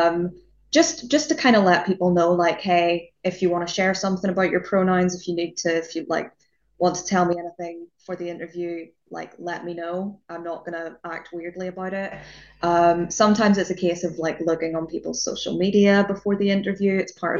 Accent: Northern Ireland, United Kingdom; moved away as an adult; now in Southampton, United Kingdom; I'm from Northern Ireland

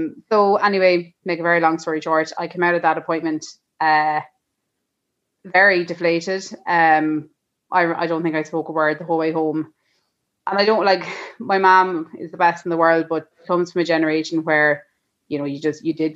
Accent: Leinster, Ireland; We are from Laois, and we have one little boy called Ollie

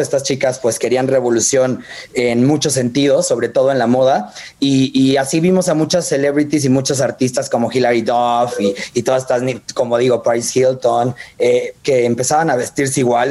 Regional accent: Guadalajara, Jalisco, Mexico; yo soy de Guadalajara

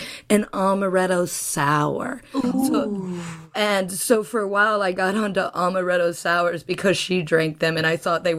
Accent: Midwest, United States; I'm very much from the Midwest.

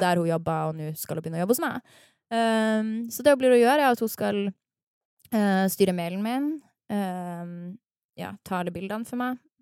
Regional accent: Harstad, Northern Norway, Norway; now in Oslo, Norway; stolt av at jeg er nordnorsk

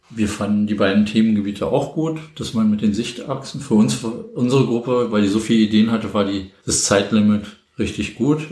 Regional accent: Berlin, Germany; bin gebürtig aus Berlin

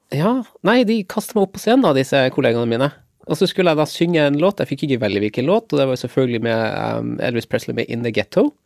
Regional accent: Lofoten, Nordland, Norway; Jeg er 46 år, og jeg kommer ifra Lofoten.

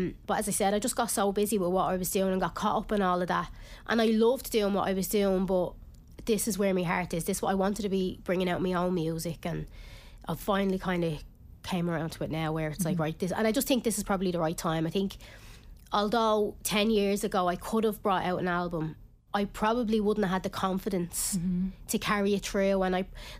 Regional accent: Ireland; I am Irish

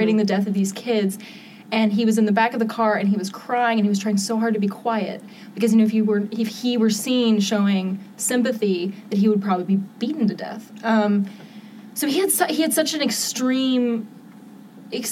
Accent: Pigeon Forge, Tennessee, United States; moved away as an adult; I'm from Pigeon Forge

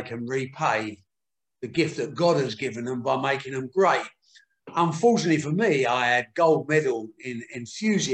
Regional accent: Dagenham, London, United Kingdom; I was born in Dagenham in the East End of London

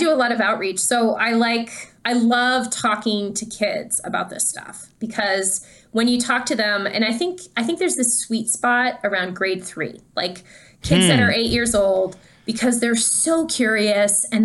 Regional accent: Canada; I'm Canadian.

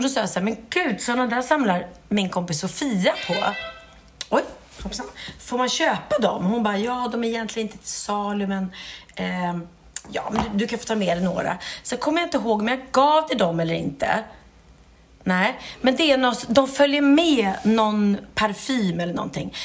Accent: Gustavsberg, Stockholm County, Sweden; jag är uppvuxen då i Gustavsberg

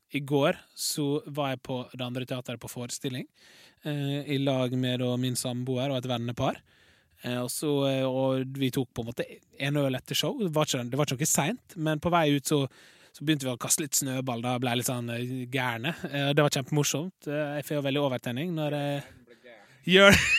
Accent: Larsnes, Møre og Romsdal, Norway; moved away; naboen min hjemme på Larsnes.

